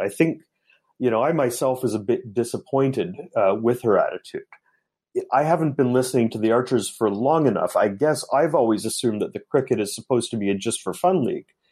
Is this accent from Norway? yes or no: no; Guelph, Ontario, Canada; also born or lived in Hamilton; now in Tokyo, Japan; I was born in Guelph, near Toronto, in Canada, but now I've been living in Tokyo